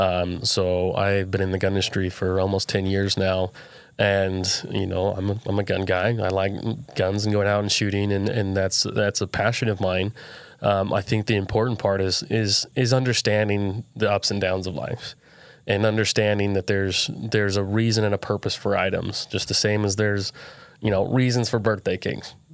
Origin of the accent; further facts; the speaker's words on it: Southern Utah, United States; I grew up here in Southern Utah